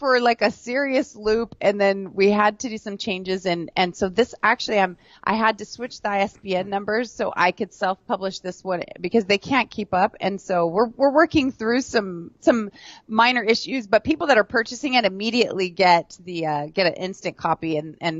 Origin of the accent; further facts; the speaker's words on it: Garden Grove, California, United States; also born or lived in Alameda / Texas; to Texas, and then we moved here to Southern California. I grew up